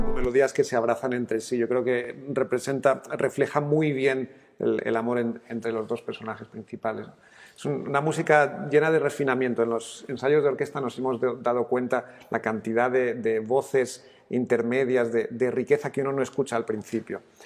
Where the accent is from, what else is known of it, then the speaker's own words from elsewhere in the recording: Madrid, Community of Madrid, Spain; yo soy madrileño